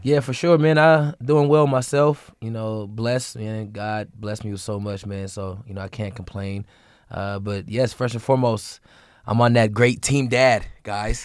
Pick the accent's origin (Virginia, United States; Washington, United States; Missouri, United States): Washington, United States; Seattle; I'm a kid from Seattle, Washington